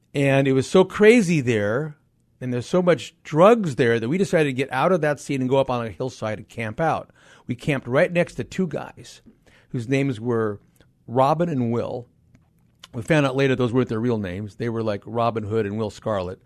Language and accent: English; Los Angeles, California, United States; I grew up in Los Angeles